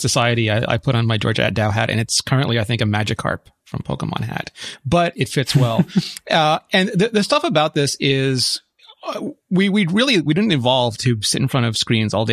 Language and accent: English; Quebec, Canada; as a Quebecer